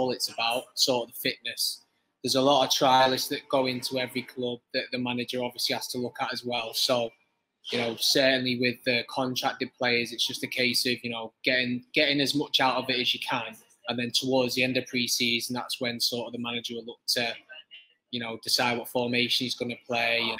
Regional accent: Widnes, North West England, United Kingdom; I'm from Widnes, so Widnes is a rugby town

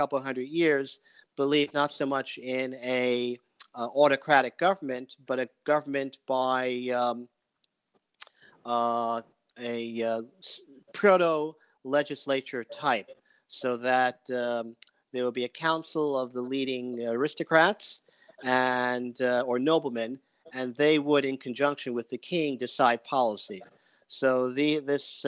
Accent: New York, United States; I grew up in New York

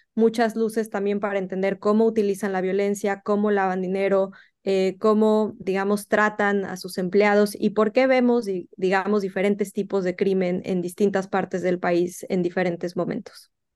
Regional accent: Mexico; México en el que yo crecí

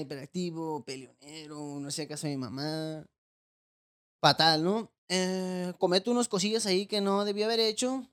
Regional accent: Tijuana, Baja California, Mexico; also born or lived in Los Mochis, Sinaloa; Yo Soy nacido en Los Moches, Sinaloa. Eh, me vine a Tijuana, me acuerdo, mi mamá me trajo a los siete años

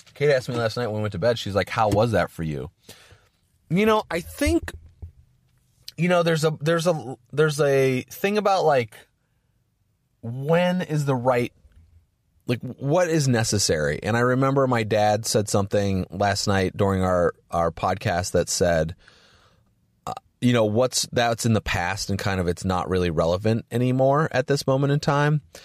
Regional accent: Valparaiso, Indiana, United States; Valparaiso, Indiana, where I grew up, my hometown

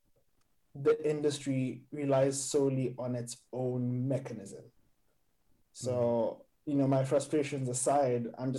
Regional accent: Nairobi, Kenya; also born or lived in Cape Town / Johannesburg; now in Amsterdam, Netherlands; growing up in Nairobi, living in Cape Town, Johannesburg, and now where I live partly where I live in Amsterdam

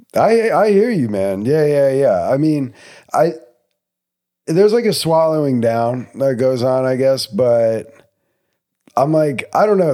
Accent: New Jersey, United States; moved away; also born or lived in Texas; I'm not from Texas, I'm from New Jersey. I, my parents don't come down here that much

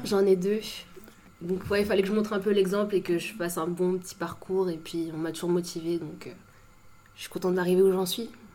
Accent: Saint-Maur-des-Fossés, Île-de-France, France; j'ai grandi à Saint-Maur après

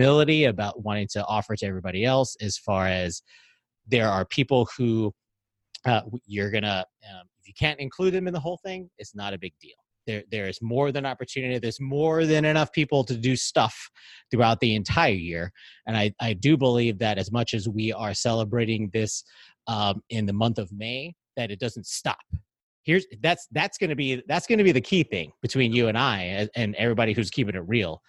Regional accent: Hawaii, United States; I'm a Filipino American. I was raised in Hawaii

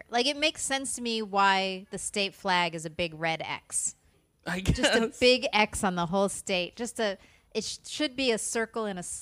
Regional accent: South Florida, United States; also born or lived in Long Island, New York; that's where I grew up, South Florida.

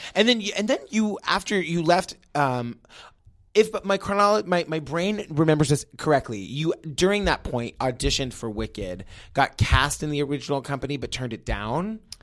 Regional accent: Massachusetts, United States; I'm from Ma, Massachusetts

